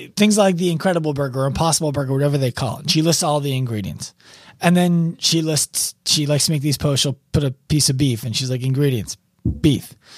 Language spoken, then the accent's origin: English; New York City, New York, United States; as a New Yorker